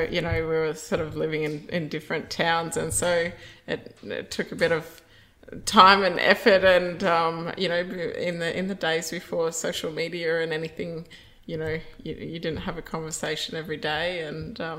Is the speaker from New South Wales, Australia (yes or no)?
no; central Queensland, Australia; moved away as an adult; also born or lived in Taroom / Springsure; grew up in central Queensland. Um, Mum and dad had a property at Taroom when we were smaller kids, and then we moved back to mum's family town of Springsure. Um, so I grew up in the Central Highlands